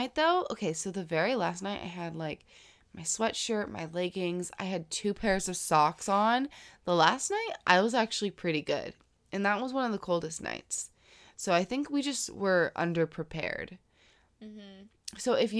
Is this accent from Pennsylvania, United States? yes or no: no; Florida, United States; Because I'm from Florida, right?